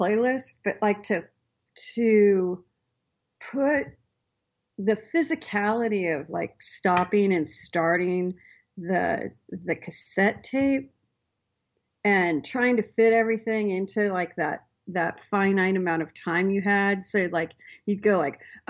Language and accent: English; Astoria, Oregon, United States; I grew up on the Oregon coast. So, a town called Astoria